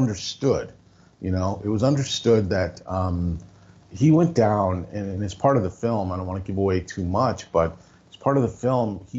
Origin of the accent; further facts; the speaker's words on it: Sault Ste. Marie, Ontario, Canada; also born or lived in Chicago, Illinois, United States; I grew up, I moved from Chicago to St. Marie, Ontario, when I was 5 years old, so 1970